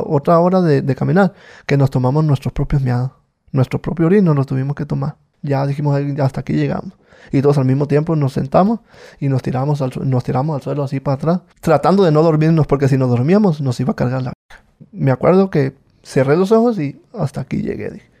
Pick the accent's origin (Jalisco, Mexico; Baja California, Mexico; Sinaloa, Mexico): Sinaloa, Mexico; Culiacán; Yo soy de Culiacán, Sinaloa